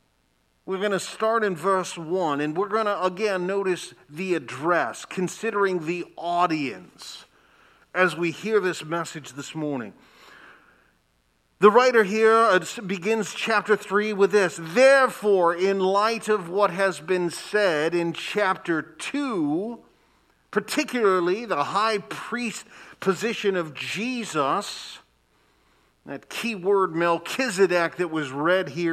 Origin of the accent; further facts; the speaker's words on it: Lansing, Michigan, United States; I grew up in Lansing, Michigan